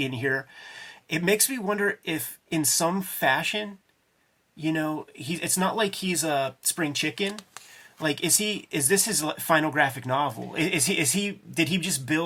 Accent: Homestead, United States; I grew up in Homestead in the 80s during the crack era

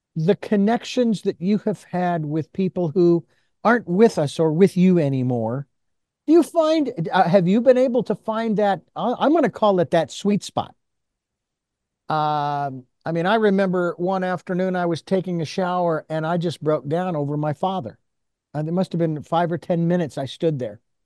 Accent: Phoenix, Arizona, United States; growing up in the Southwest in Phoenix, Arizona

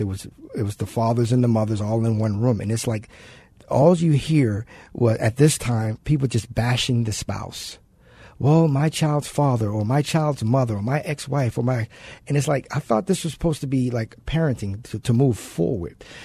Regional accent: Baltimore, Maryland, United States; moved away; I'm originally from Baltimore, so I grew up without my dad

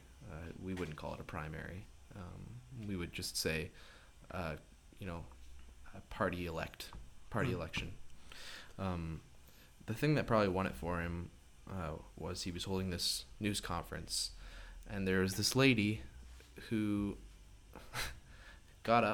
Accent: Canada; now in Michigan, United States; I'm Canadian

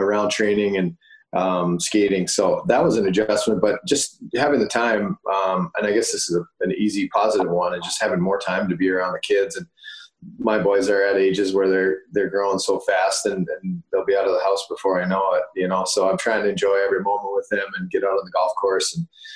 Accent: Moorhead, Minnesota, United States; my growing up in Moorhead as a kid

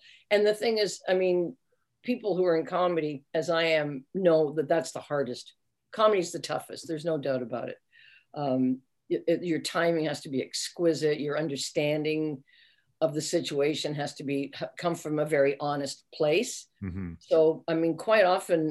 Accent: Canada; We're Canadian actors.

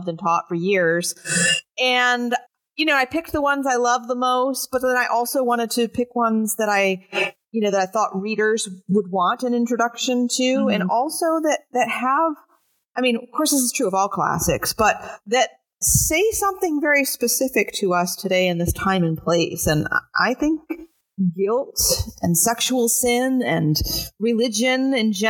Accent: New England, United States; I grew up in New England

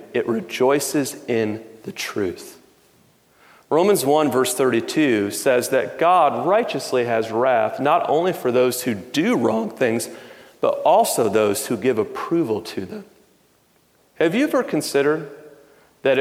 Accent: Detroit, Michigan, United States; I grew up in Detroit

